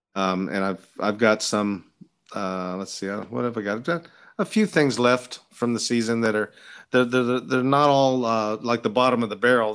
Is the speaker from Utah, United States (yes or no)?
no; California, United States; moved away as an adult; also born or lived in Washington, D.C.; growing up in California